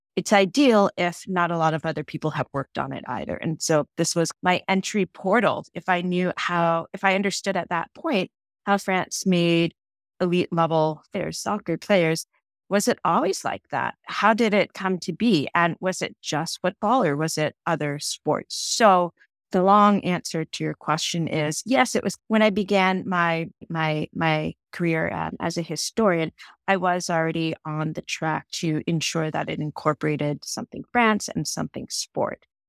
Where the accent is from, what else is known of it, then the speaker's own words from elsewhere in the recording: just outside of Boston, Massachusetts, United States; I was born and raised just outside of Boston, Massachusetts